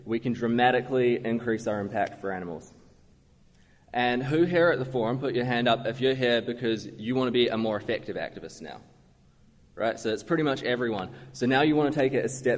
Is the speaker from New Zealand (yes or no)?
yes; Waikato, New Zealand; moved away; I grew up in the rural Waikato